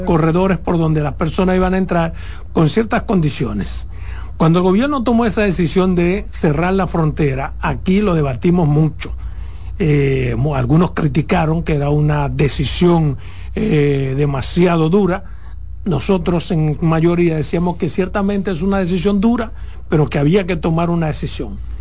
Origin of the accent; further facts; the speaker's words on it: Pedernales, Dominican Republic; Por Pedernales que en mi pueblo